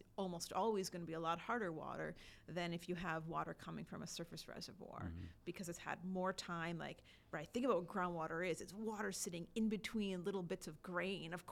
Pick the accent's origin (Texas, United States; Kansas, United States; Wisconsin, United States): Wisconsin, United States; now in Kentucky, United States; I grew up in Wisconsin and I got my water from Lake Michigan